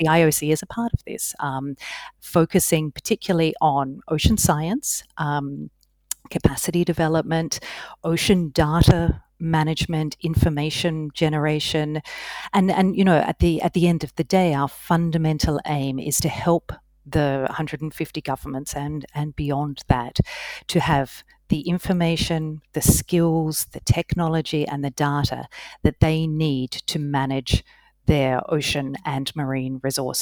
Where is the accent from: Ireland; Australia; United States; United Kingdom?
Australia; moved away as an adult; also born or lived in Hanoi, Vietnam / Madagascar; I'm actually Australian, so lived and worked in Australia for quite some time